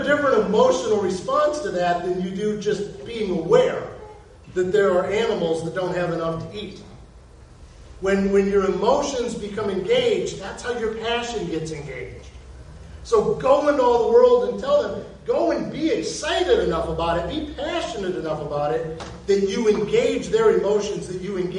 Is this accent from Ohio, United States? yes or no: yes; Ohio, United States; now in Florida, United States; We're from Ohio